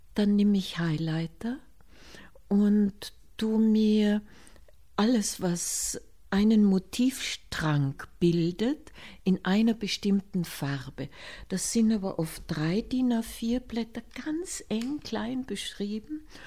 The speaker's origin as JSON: {"language": "German", "town": "Hinterstoder", "region": "Upper Austria", "country": "Austria", "tie": "born or raised there", "said": "nach Hinterstoder in das Austraghäusel, wo ich aufgewachsen bin bei einem Bauern"}